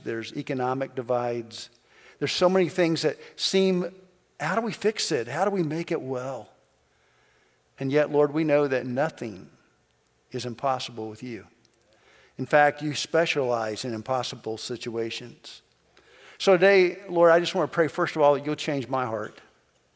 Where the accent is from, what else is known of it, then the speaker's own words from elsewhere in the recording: Kentucky, United States; moved away; I'm from Kentucky